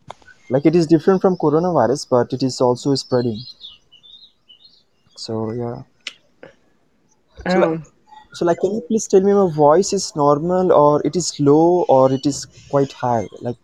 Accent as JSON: {"language": "English", "country": "India", "said": "I'm from India"}